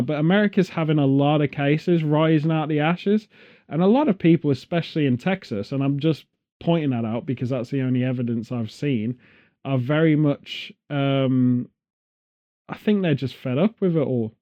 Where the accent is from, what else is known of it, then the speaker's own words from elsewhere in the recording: England, United Kingdom; being English